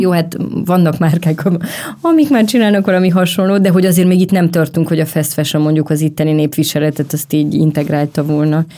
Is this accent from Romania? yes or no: yes; Romania; moved away; amikor én felnőttem a rendszerváltás utáni Románia